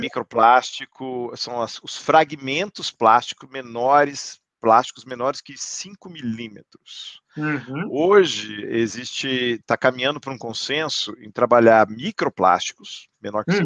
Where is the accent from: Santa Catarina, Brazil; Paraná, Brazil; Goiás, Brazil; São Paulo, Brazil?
São Paulo, Brazil; Campinas; also born or lived in United States; now in Sorocaba, Brazil; primeira escola da minha memória é o Rio Branco, em Campinas